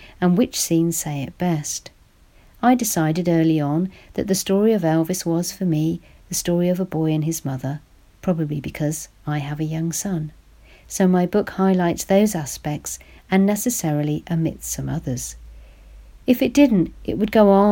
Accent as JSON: {"language": "English", "country": "United Kingdom", "said": "as a British woman who was only 4 years old when he died"}